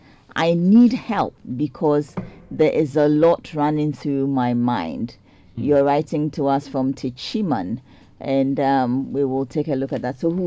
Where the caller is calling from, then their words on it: Botswana; Good morning. I'm listening from Botswana.